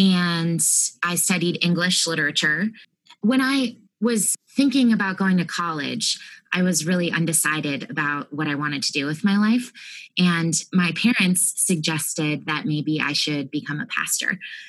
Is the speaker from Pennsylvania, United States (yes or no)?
yes; Harrisburg, Pennsylvania, United States; moved away as an adult; now in Austin, United States; I'm from the Harrisburg, Pennsylvania area originally, but now I'm in Austin